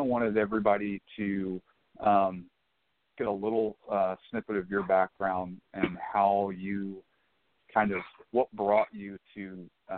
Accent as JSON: {"language": "English", "region": "North Florida", "country": "United States", "moved": "as an adult", "lives_now": "California, United States", "said": "I'm actually from Florida"}